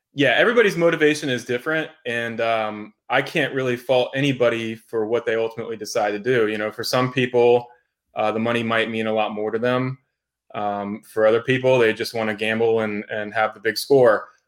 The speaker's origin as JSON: {"language": "English", "region": "Florida", "country": "United States", "tie": "born or raised there", "also_born_or_lived": "Las Vegas", "moved": "as an adult", "said": "moved back to Florida. Um, this is my home state. I was born here."}